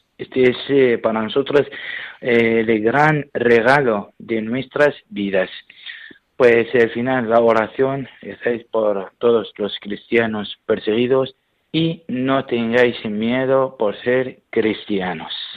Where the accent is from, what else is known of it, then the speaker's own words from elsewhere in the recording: Iraq; Spanish is a second language; now in Albacete, Spain; soy sacerdote de Irak, donde estoy trabajando en eh, España